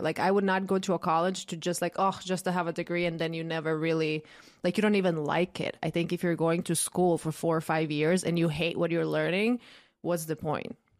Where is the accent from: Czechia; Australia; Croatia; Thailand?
Croatia; moved away; I grew up in Croatia